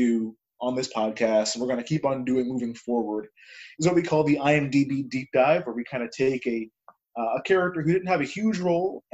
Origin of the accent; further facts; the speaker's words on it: California, United States; moved away; I'm from California originally